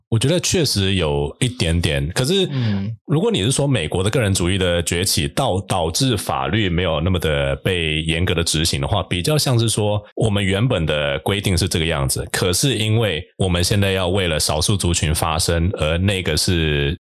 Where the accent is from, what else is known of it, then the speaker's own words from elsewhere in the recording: New Taipei, Taiwan; 我自己从小出生在新北